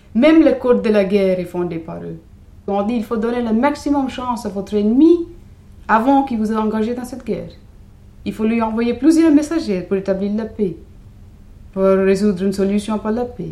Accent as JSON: {"language": "French", "country": "India", "moved": "yes"}